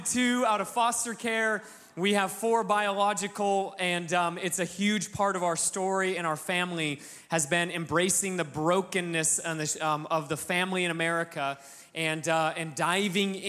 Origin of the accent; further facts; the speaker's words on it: Alaska, United States; moved away; I'm from Alaska, real small town. It's like, you know, we're doubling the population of the town I grew up in right now as a family.